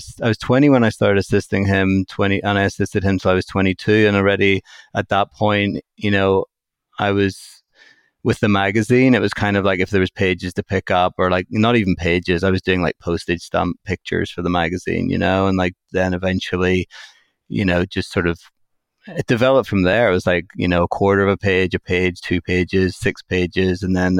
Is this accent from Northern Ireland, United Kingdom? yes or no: yes; Belfast, Northern Ireland, United Kingdom; moved away as an adult; also born or lived in Nottingham, England; where I was growing up in Belfast. And like, I ended up applying to fashion schools. When I was 18, I moved to England, to Nottingham